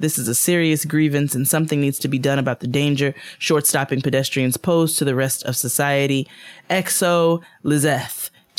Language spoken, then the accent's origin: English; New York, United States; As a New Yorker who strives to live in peace and solitude with my headphones on every day